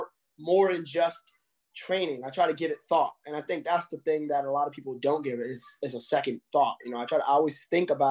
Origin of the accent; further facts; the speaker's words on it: Waterbury, Connecticut, United States; also born or lived in New York; I was born in New York. I was raised in Connecticut in a little town called Waterbury, Connecticut